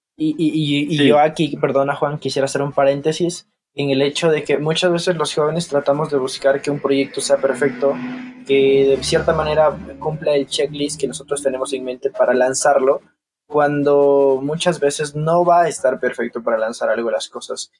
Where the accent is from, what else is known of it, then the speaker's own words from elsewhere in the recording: Ambato, Tungurahua, Ecuador; also born or lived in Guayaquil; soy ecuatoriano de la ciudad de Ambato